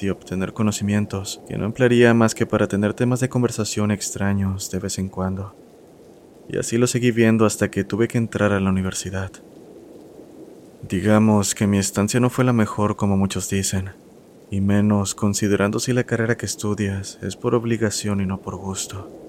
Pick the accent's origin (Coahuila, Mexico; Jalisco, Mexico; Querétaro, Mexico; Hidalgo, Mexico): Jalisco, Mexico; Guadalajara; now in Serano, Mexico; soy originario de Guadalajara, aunque ahora resido en Serano, Guanajuato, un pequeño pueblo colindante a Michoacán.